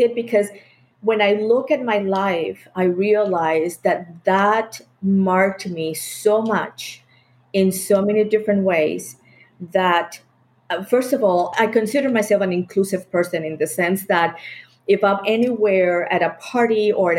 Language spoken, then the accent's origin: English; Colombia; born or raised there; moved away; also born or lived in Bogota, Colombia / Charlotte / Miami / Atlanta